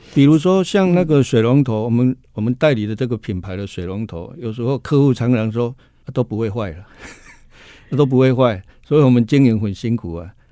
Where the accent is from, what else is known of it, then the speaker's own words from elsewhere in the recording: Budai, Chiayi County, Taiwan; moved away; also born or lived in Kaohsiung; 我是出生在嘉义的这个西南边角的地方哈，在嘉义的布袋哈，那那个地方呢，真的是环境呢是，坦白说呢是非常，非常边陲的地带哈